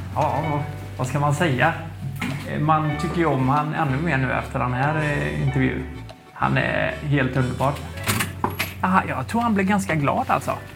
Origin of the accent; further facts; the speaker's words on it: Nittorp, Västra Götaland, Sweden; jag var ju från Nittorp